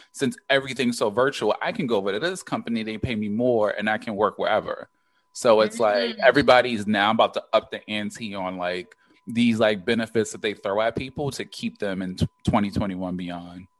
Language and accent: English; Baltimore, Maryland, United States; growing up in Baltimore. Granted, we were like super young with the crack era